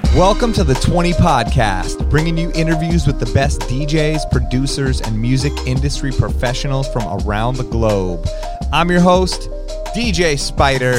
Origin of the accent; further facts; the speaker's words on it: Los Angeles, California, United States; Growing up in Los Angeles